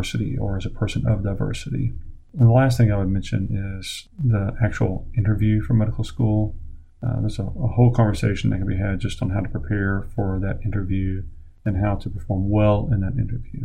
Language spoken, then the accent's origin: English; Oklahoma, United States; my home state of Oklahoma